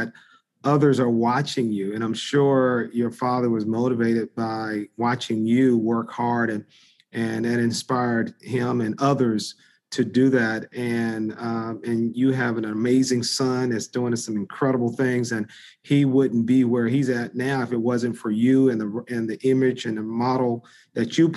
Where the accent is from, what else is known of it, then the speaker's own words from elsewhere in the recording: Greenville, North Carolina, United States; now in Washington, D.C., United States; it started in a small town in eastern North Carolina, called Greenville, North Carolina.